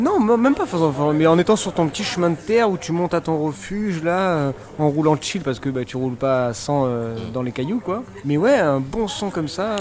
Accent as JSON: {"language": "French", "town": "Marseille", "region": "Provence-Alpes-Côte d'Azur", "country": "France", "said": "moi, en tant que bon Marseillais"}